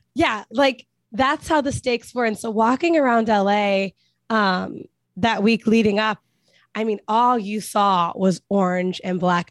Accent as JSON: {"language": "English", "town": "Cincinnati", "region": "Ohio", "country": "United States", "tie": "born or raised there", "moved": "yes", "said": "we're both born and raised in Cincinnati."}